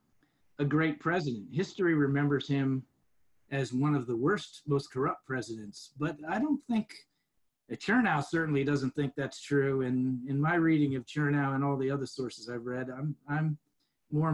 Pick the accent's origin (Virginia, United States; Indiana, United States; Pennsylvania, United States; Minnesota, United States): Virginia, United States; Alexandria; also born or lived in California / Mississippi / Norfolk, Virginia / Southern Maryland; when people ask me where you're from, I say Alexandria, Virginia